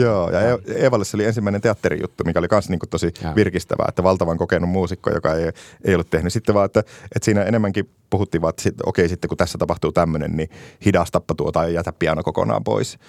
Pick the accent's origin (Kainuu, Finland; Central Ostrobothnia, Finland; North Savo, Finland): Kainuu, Finland; Ristijärvi; also born or lived in Kajaani; Mä oon Kainuusta Ristijärveltä kotosi